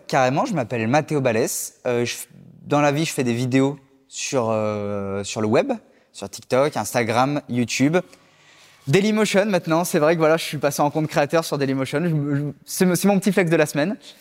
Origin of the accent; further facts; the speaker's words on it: Lyon, Auvergne-Rhône-Alpes, France; now in Paris, France; je suis originaire de Lyon. J'habite à Paris actuellement